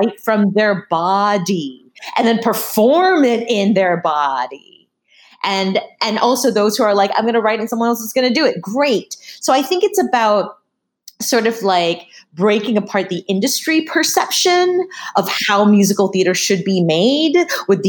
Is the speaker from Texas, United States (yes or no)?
no; Massachusetts, United States; I grew up in Massachusetts